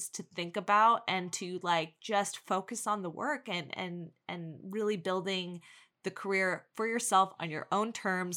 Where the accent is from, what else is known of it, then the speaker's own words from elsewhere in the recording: New York City, New York, United States; we're both born from Queens